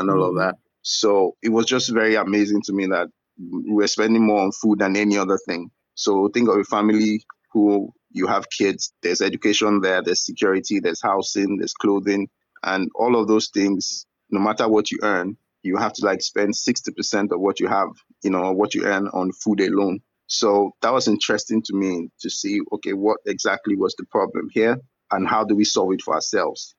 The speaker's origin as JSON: {"language": "English", "town": "Ibadan", "region": "Oyo", "country": "Nigeria", "tie": "born or raised there", "also_born_or_lived": "Ogbomosho", "moved": "yes", "lives_now": "Lagos, Nigeria", "said": "I'm from Nigeria. I grew up in the city of Ibadan. I was born in a town called Ogbomosho, which is in Oyo State."}